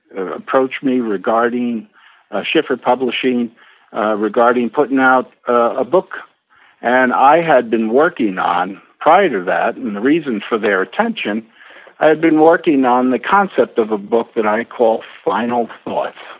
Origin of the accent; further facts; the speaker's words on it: New York, United States; moved away; also born or lived in Rockport, Massachusetts; I was actually born and bred in New York